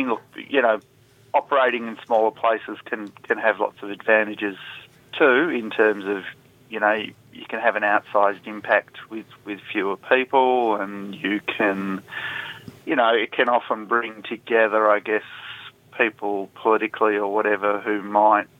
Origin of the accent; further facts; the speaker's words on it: Perth, Western Australia, Australia; moved away; I'm originally from Perth